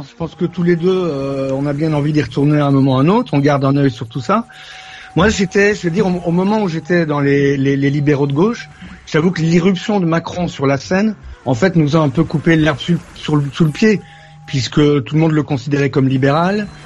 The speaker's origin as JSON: {"language": "French", "country": "Belgium", "said": "Après, je suis belge, donc je vote pas"}